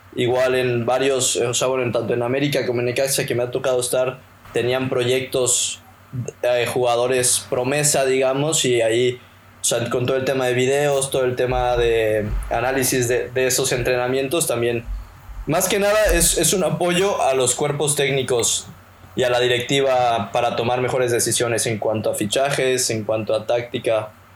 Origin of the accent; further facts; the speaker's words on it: Mexico; nosotros como mexicanos